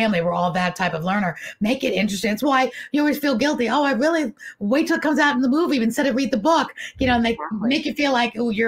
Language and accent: English; New York City, New York, United States; I was brought up in New York City